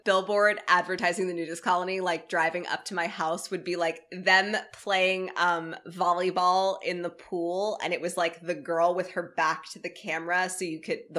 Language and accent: English; Tampa, Florida, United States; I'm from Tampa